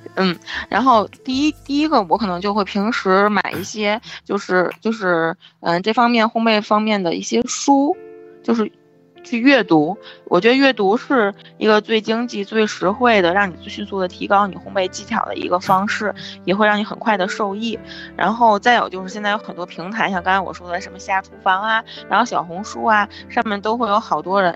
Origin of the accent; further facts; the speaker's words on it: Tianjin, China; 我们天津人过生活比较有年四节儿